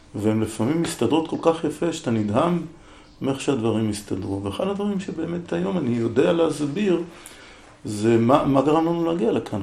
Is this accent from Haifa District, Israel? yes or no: yes; Haifa, Haifa District, Israel; now in Negev, Israel; אני בעצם יליד חיפה